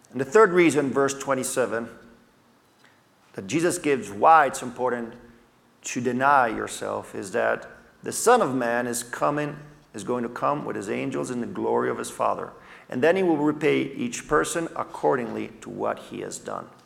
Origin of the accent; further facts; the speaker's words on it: Italy; I grew up in Italy as a missionary kid.